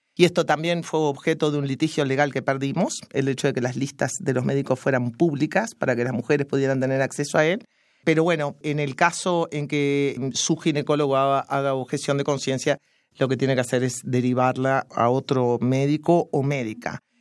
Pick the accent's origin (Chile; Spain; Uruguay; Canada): Uruguay; soy uruguaya